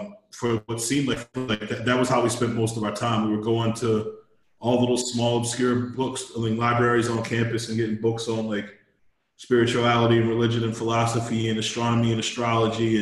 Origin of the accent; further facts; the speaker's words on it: Baltimore, Maryland, United States; Otman and I grew up in Baltimore, and West Baltimore in particular